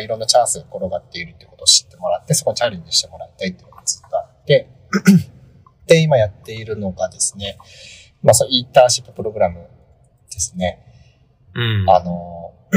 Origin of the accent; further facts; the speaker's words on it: Japan; 私、地方生まれ育ち